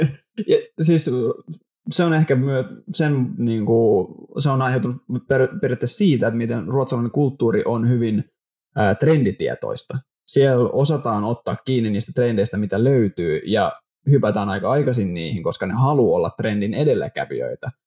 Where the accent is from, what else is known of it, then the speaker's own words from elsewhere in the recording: Helsinki, Uusimaa, Finland; moved away as an adult; now in Vaasa, Finland; mä oon Helsingistä